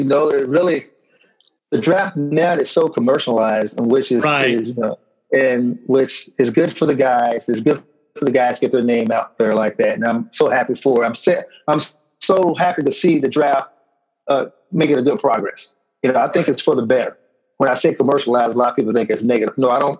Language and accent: English; Michigan, United States; born there; Yeah, so I was born in Michigan